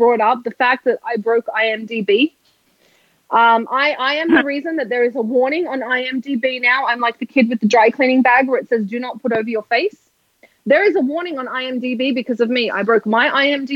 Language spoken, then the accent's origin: English; Australia; now in United States; I'm from Australia. I can't even say R